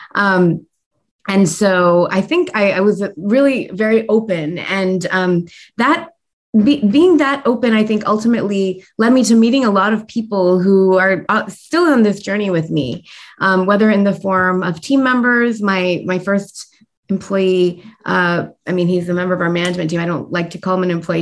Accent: United States; I was born and raised in the United States

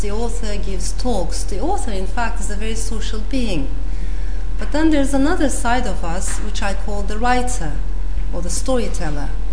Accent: Turkey; moved away; also born or lived in Strasbourg, France; I came back to Turkey with my mother.

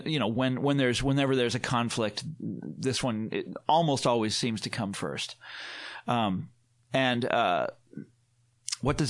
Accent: Kansas City, United States; I was growing up in Kansas City as a kid

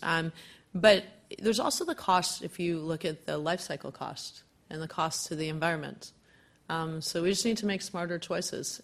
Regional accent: Hamilton, Ontario, Canada; now in Ottawa, Canada; I'm originally from the Hammer, Hamilton

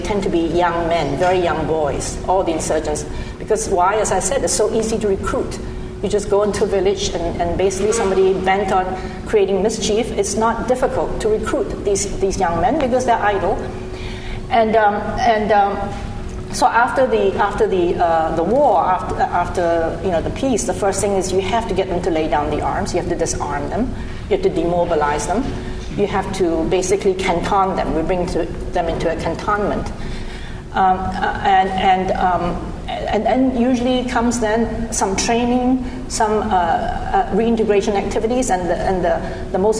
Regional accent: New York, United States; I come from New York, where schlep is used very commonly

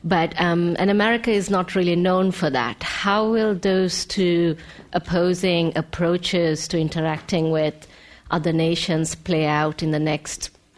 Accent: Sri Lanka; I'm from Sri Lanka

